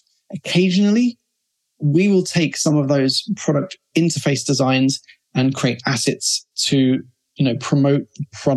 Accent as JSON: {"language": "English", "region": "London", "country": "United Kingdom", "moved": "yes", "lives_now": "Barcelona, Spain", "said": "So we're based in Barcelona, and I'm from London"}